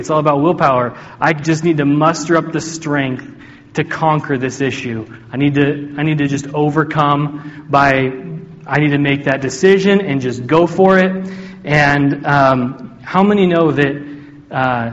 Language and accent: English; Oregon, United States; I was at a church that I grew up in Oregon.